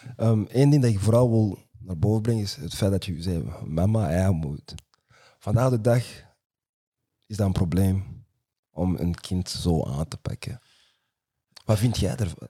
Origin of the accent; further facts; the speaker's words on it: New York, United States; now in Antwerp, Belgium; Ik ben in Brooklyn opgegroeid, Brownsville eerst